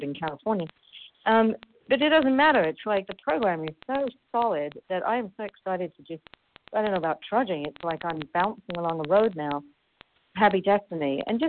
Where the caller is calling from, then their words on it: Paris, Île-de-France, France; I'm calling in from Paris, France.